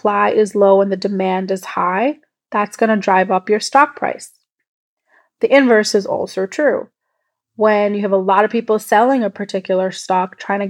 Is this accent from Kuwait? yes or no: yes; Kuwait; I was born and brought up in Kuwait in the Middle East